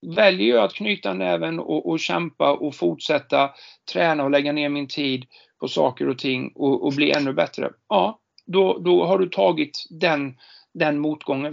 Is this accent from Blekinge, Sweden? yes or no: no; Jönköping, Jönköping County, Sweden; now in Stockholm, Sweden; jag är ju född och uppvuxen i Jönköping